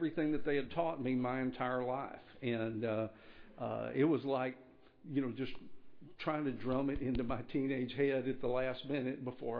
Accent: Floresville, Texas, United States; also born or lived in Dallas, Texas; I grew up in Floresville, Texas. Of course, I've lived most of my adult life in outside of Dallas

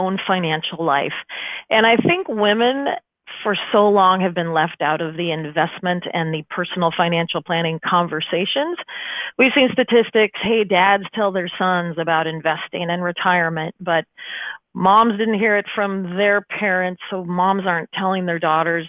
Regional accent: Omaha, Nebraska, United States; I'm from Omaha, Nebraska

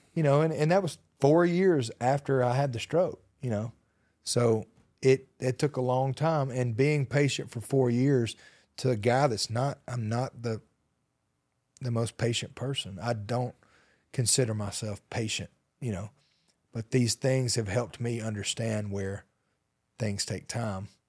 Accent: Hokes Bluff, Alabama, United States; I'm from Alabama

